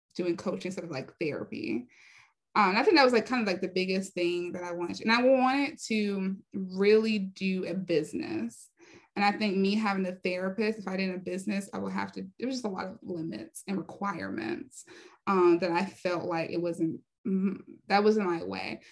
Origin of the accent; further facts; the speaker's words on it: Raleigh, North Carolina, United States; moved away; also born or lived in Hollywood; I was raised in North Carolina in Raleigh, North Carolina